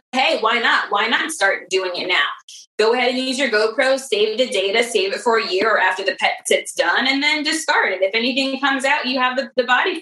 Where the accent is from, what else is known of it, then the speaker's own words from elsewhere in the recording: Maryland, United States; I'm from Maryland, Under Armour's here